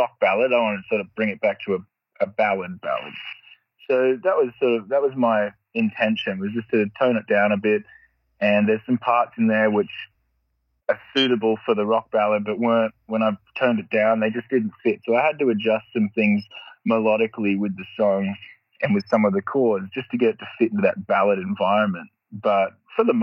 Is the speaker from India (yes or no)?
no; Australia; where I grew up in Australia is very, the roads aren't very good.